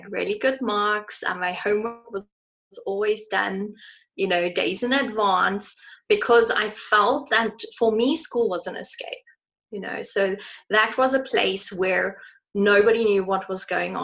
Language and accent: English; South Africa; I grew up in South Africa where you get your license at the age of 18